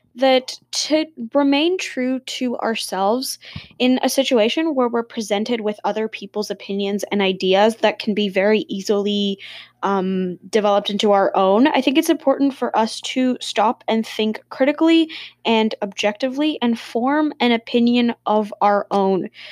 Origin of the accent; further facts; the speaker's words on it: Dubai, United Arab Emirates; also born or lived in India; now in Canada; I'm Indian. I'm born in Dubai and I live in Canada